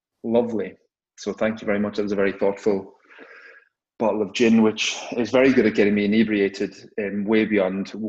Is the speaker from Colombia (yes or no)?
no; Cork, Munster, Ireland; growing up in Cork, and we've got two major stout companies in Cork